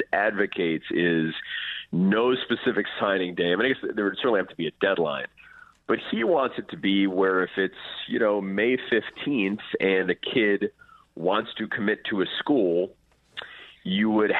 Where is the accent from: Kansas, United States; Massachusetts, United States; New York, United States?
New York, United States; New York City; moved away as an adult; also born or lived in Evanston, Illinois; growing up in New York City